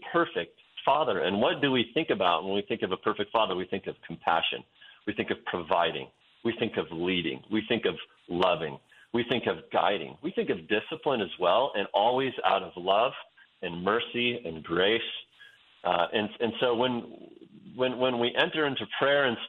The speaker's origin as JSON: {"language": "English", "region": "Western Oregon", "country": "United States", "tie": "born or raised there", "also_born_or_lived": "Wyoming", "moved": "as an adult"}